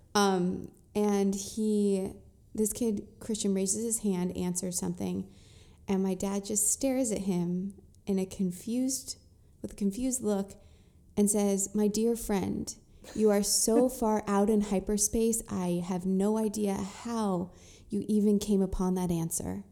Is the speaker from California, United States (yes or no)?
yes; Orange County, California, United States; I grew up in Orange County, so I was one of the only Jewish people there